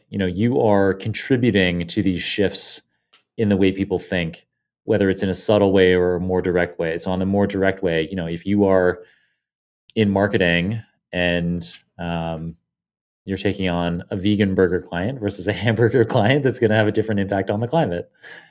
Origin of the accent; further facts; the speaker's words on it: Canada; moved away as an adult; now in United States; I guess I'm allowed to vote in Canada.